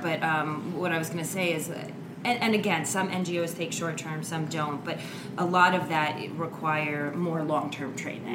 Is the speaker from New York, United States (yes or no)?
yes; New York, United States; I'm a New Yorker.